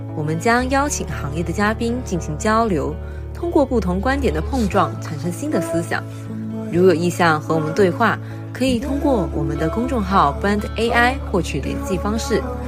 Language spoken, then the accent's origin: Chinese; China; 我们出生在中国，长大在中国